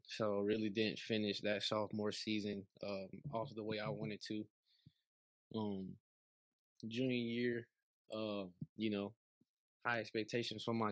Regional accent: Atlanta, Georgia, United States; moved away as an adult; now in Columbia, United States; I'm from Atlanta, Georgia, from the city

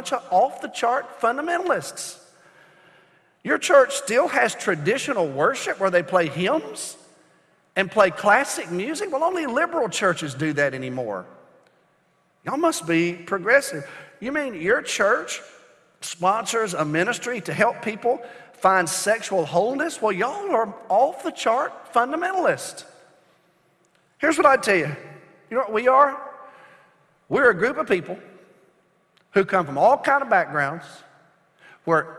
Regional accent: United States; I'm an American

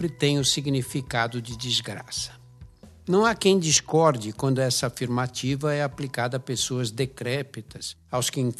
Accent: São Paulo, Brazil; Pessoalmente, fui marcado pela conotação dramática da morte em minha infância no Brás, habitado por imigrantes oriundos de pequenas aldeias da Itália, de Portugal e Espanha que vinham atrás de trabalho nas fábricas do bairro de São Paulo.

